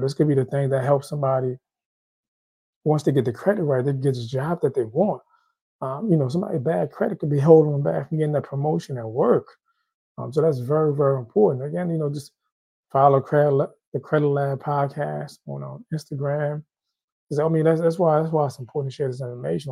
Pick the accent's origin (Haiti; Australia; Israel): Haiti; I'm Haitian. I'm from Haiti